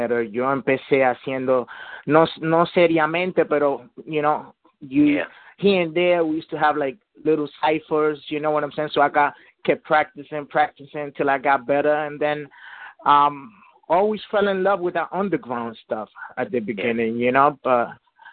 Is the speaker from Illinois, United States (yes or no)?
no; New York City, New York, United States; also born or lived in Dominican Republic; I'm actually from the Bronx, but I was born in the Dominican Republic. But I'm a mixed dude. I'm Puerto Rican and Dominican in my blood, bro. But I represent NY all the way